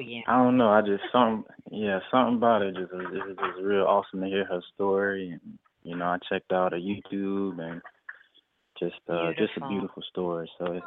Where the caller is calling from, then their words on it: Florida, United States; calling in from Florida.